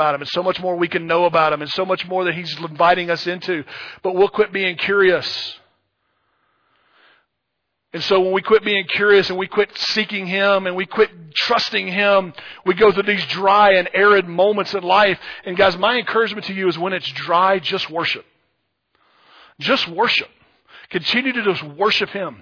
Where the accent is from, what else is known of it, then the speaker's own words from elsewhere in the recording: Louisiana, United States; moved away; I grew up in Louisiana